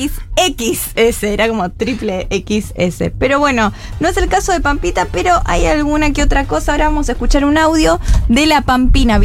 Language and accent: Spanish; Argentina; Pero lo que pasa es que estoy feliz como argentina